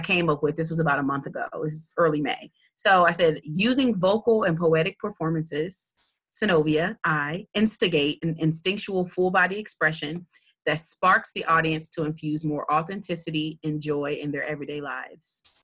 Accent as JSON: {"language": "English", "town": "Muncie", "region": "Indiana", "country": "United States", "tie": "born or raised there", "said": "growing up in Muncie, you don't see much like arts, period"}